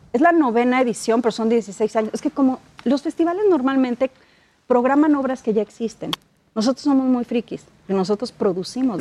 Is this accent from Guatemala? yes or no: no; Mexico; yo soy mexicana